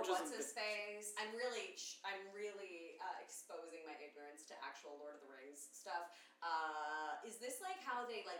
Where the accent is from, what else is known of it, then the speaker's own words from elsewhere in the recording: Fairfield County, Connecticut, United States; growing up in Fairfield County